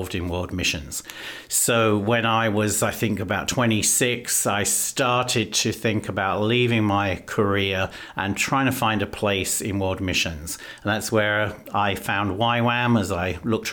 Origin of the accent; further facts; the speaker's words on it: London, United Kingdom; moved away as an adult; also born or lived in Greece / Germany / New Jersey; now in United States; I was born in London in Great Britain, and I grew up there and spent my youth